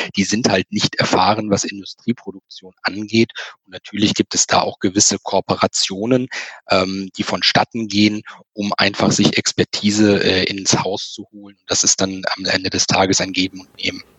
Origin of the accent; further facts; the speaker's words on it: Germany; bei uns in Deutschland